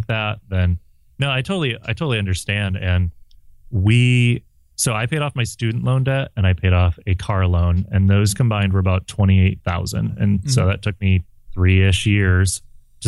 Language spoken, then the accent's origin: English; Midwest, United States; moved away; also born or lived in West Coast / Southwest Coast; I grew up in the Midwest, and I moved to the West Coast, and then to the Southwest Coast